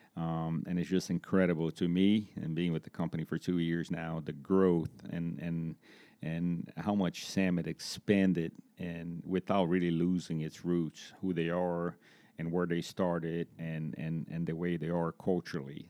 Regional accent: Brazil; moved away as an adult; also born or lived in Florida; now in Greensboro, United States; I'm originally from Brazil, um, from a small town in Brazil

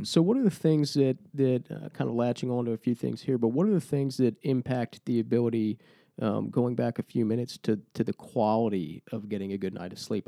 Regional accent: Lynchburg, Virginia, United States; We're a couple Lynchburg guys

